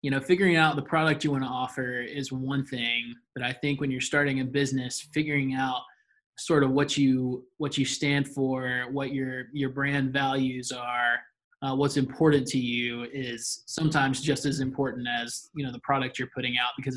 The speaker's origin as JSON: {"language": "English", "area": "Gwinnett County", "region": "Georgia", "country": "United States", "tie": "born or raised there", "said": "I grew up in Gwinnett."}